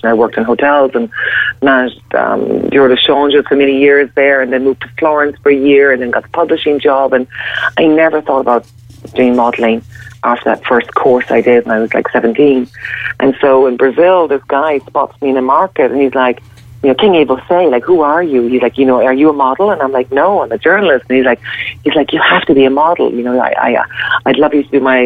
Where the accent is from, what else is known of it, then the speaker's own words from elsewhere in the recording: Ireland; I'm Irish